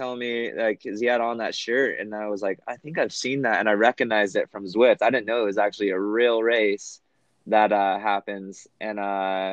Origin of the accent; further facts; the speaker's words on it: Cedar City, Utah, United States; my hometown, Cedar City